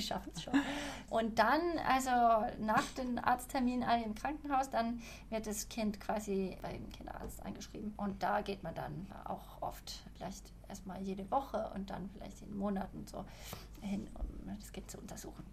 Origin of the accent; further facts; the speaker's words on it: Sweden; also born or lived in Malmö / Stockholm; als Schwedin